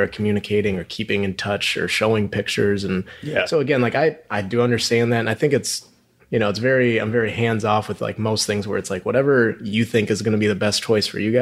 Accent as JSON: {"language": "English", "town": "Minneapolis", "region": "Minnesota", "country": "United States", "tie": "born or raised there", "moved": "yes", "lives_now": "Houston, United States", "said": "I grew up in Minneapolis, really no background in oil and gas at all"}